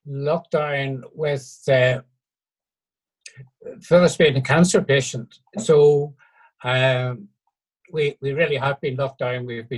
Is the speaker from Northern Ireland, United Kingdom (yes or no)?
yes; Belfast, Northern Ireland, United Kingdom; moved away as an adult; also born or lived in Fivemiletown / Ballykeel, Ballymena / Kells, County Meath; now in Dollingstown, United Kingdom; I was originally born and brought up in Belfast, but I haven't lived there for a very, very, very long time.